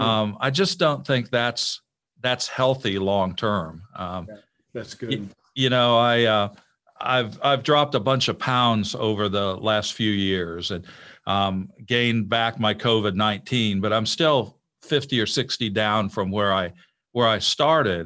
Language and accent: English; Illinois, United States; moved away as an adult; I grew up in Illinois